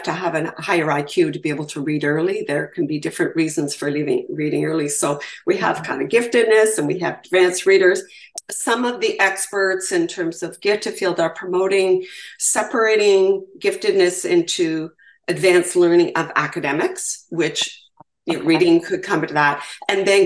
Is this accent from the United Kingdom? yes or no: no; Canada; I'm from Canada, so I refer to provinces as well.